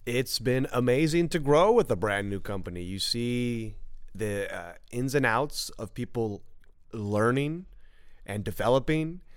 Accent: Southern California, United States; also born or lived in Burbank / Rancho Cucamonga / Sherman Oaks; I'm just a California, Southern California guy. born and raised

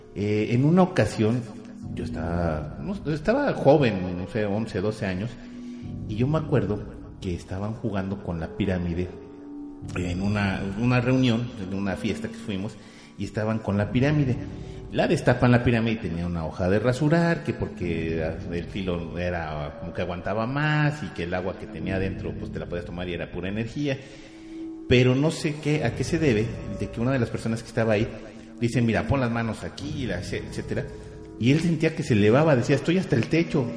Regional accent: Mexico; nosotros mismos como mexicanos

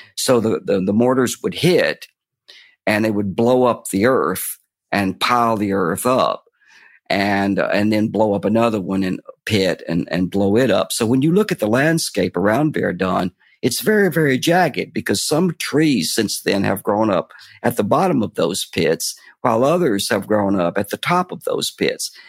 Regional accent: Fort Payne, Alabama, United States; I was brought up in the Appalachian foothills of Fort Payne, Alabama

